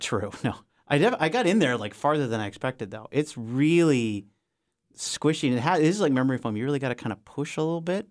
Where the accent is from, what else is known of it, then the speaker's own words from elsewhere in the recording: Minnesota, United States; moved away; also born or lived in Denali; when I was growing up in Minnesota, in the suburbs